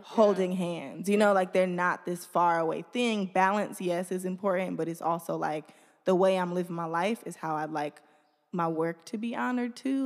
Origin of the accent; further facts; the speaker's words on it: Detroit, Michigan, United States; I'm from the east side. I grew up first on Maiden.